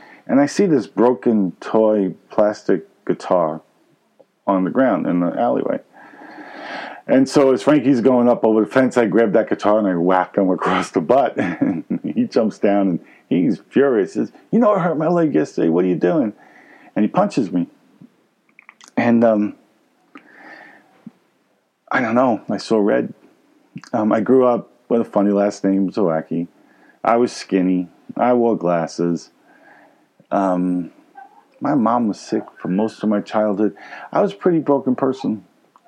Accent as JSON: {"language": "English", "town": "New York City", "region": "New York", "country": "United States", "tie": "born or raised there", "said": "Grew up in Brooklyn, New York. Maybe you can tell by my accent."}